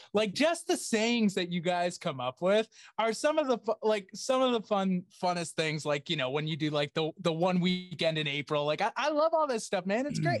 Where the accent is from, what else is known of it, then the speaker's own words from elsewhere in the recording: Attleboro, Massachusetts, United States; I grew up in Attleboro